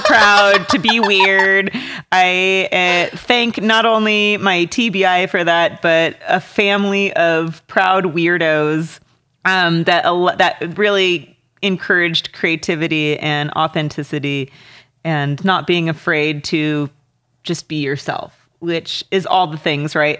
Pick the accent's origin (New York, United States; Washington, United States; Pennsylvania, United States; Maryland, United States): Washington, United States; Walla Walla; growing up in Walla Walla